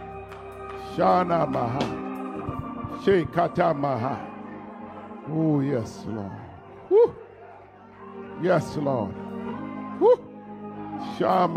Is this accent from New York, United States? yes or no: yes; New York City, New York, United States; I'm from the Bronx